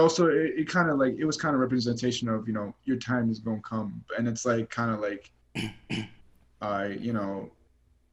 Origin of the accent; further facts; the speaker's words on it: Chicago, Illinois, United States; moved away; I'm from Chicago, Illinois. I've never been out of Chicago before in my life